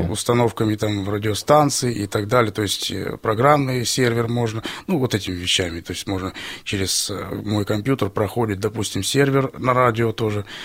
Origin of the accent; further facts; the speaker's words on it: Stary Oskol, Belgorod Oblast, Russia; Я из города Старый Оскол